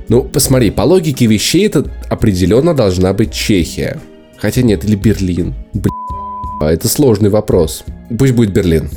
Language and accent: Russian; Moscow, Russia; мы москвичи